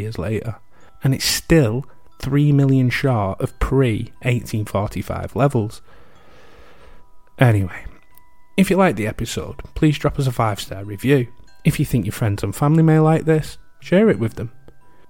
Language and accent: English; United Kingdom; As you can tell with my accent, I'm from the UK